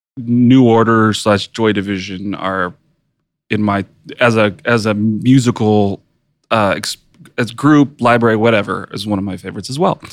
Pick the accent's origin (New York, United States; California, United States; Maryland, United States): California, United States; West Coast; me growing up on the West Coast